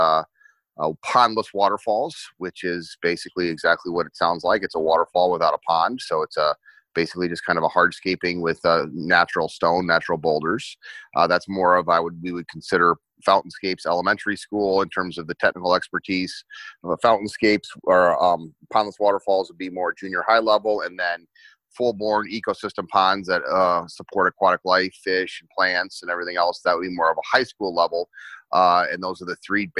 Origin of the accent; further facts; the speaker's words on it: New Jersey, United States; moved away; also born or lived in Wheaton, Illinois; I was growing up in New Jersey, and one day my parents said we were moving to the flat, barren cornfields of Wheaton, Illinois